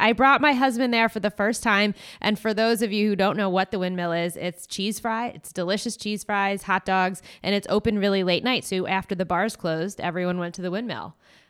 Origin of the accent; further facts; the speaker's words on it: Long Branch, New Jersey, United States; moved away as an adult; also born or lived in New York City; now in Los Angeles, United States; I'm a Monmouth County girl. Jersey Shore.